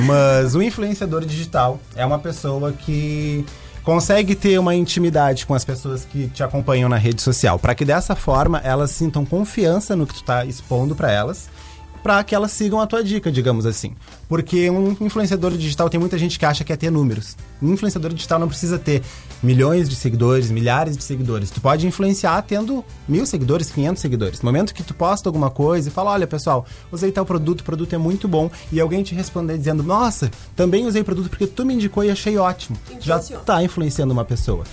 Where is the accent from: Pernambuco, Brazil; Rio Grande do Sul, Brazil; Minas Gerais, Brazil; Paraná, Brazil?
Rio Grande do Sul, Brazil; Rio Grande; also born or lived in Pelotas; Nasci e me criei em Rio Grande